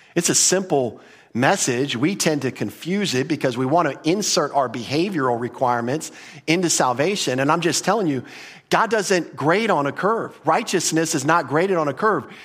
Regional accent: United States; we grew up in America

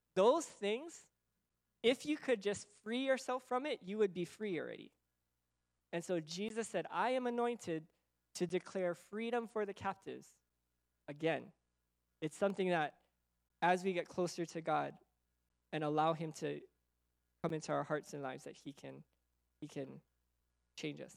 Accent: United States; also born or lived in Okinawa; I'm American, Okinawan

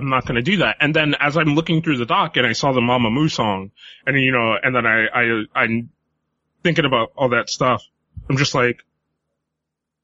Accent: United States; we as American fans

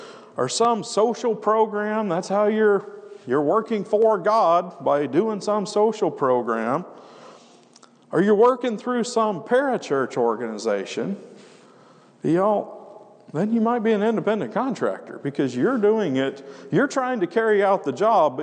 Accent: Wyoming, United States; we come from Wyoming, and man, part of the reason it's hard ground is because the locals, you got these ranchers that they're not that far removed from the pioneers that carved that country out from a wilderness.

